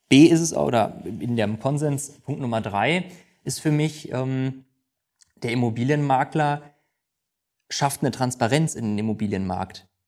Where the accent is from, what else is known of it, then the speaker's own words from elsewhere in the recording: North Rhine-Westphalia, Germany; wie sagt man bei uns im Ruhrgebiet, äh, Glück auf.